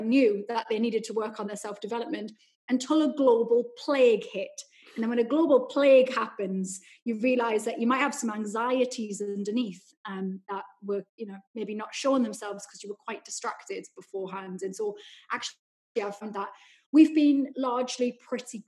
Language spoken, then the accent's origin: English; Newcastle upon Tyne, North East England, United Kingdom; that was my childhood growing up in Newcastle.